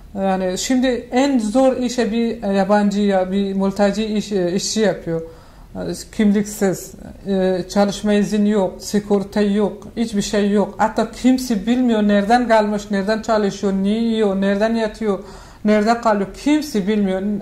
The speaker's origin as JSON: {"language": "Turkish", "country": "Afghanistan", "tie": "born or raised there", "second_language": "Turkish", "moved": "as an adult", "lives_now": "Turkey", "said": "ben Afganistan'da büyüdüm"}